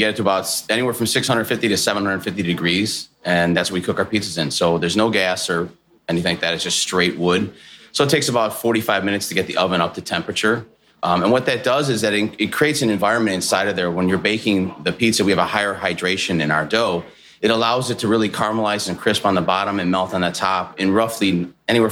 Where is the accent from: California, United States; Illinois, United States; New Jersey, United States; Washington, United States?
Illinois, United States; Chicago; I'm from Chicago.